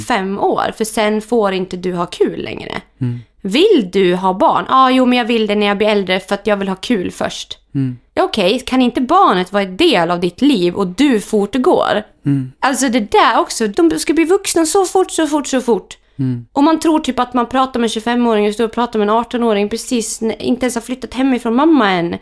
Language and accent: Swedish; Germany; now in Sweden; där jag kommer från i Tyskland, de äldre är de viktiga i familjen.